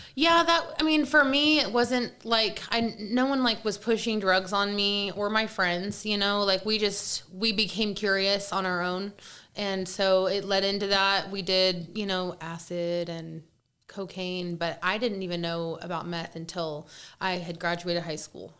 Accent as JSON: {"language": "English", "town": "Kansas City", "country": "United States", "said": "I'm from Kansas City"}